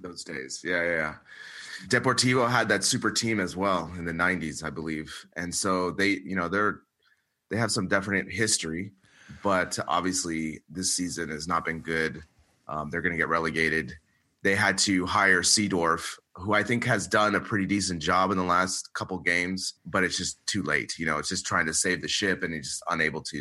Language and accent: English; United States; we're both American.